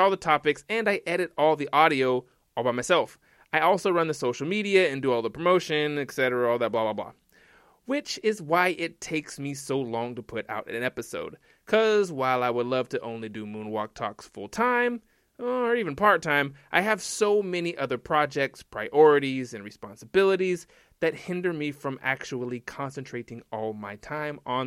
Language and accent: English; Tulsa, Oklahoma, United States; here in my hometown of Tulsa, Oklahoma